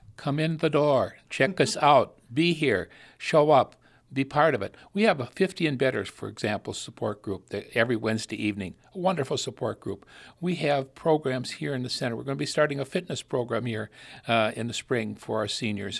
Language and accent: English; Sauk County, Wisconsin, United States; now in Milwaukee, United States; born and raised in Sauk County, up in the middle of, of the Baraboo Bluffs